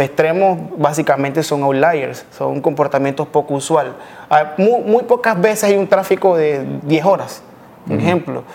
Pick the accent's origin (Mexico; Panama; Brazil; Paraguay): Panama; also born or lived in Colombia; soy panameño, mitad panameño, mitad colombiano.